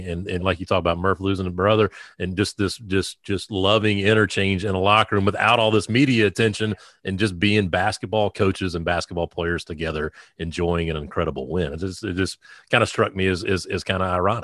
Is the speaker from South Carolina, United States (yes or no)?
yes; South Carolina, United States; I, I born and raised in South Carolina, going and watching games at Frank McGuire Arena